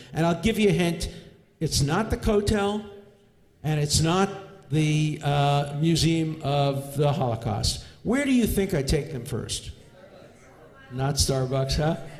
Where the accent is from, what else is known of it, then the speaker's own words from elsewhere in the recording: New York City, New York, United States; I grew up in Borough Park um, with um, modern Orthodox Jews.